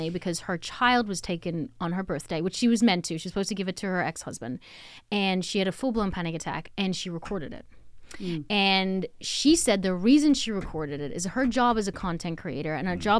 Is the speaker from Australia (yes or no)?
yes; Australia; us being Australian and like giving someone shit